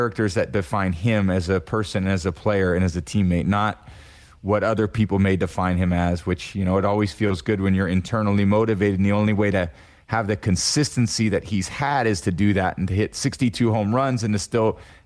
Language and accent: English; Bay Area, California, United States; moved away as an adult; also born or lived in Boston; growing up in the Bay Area, NorCal kid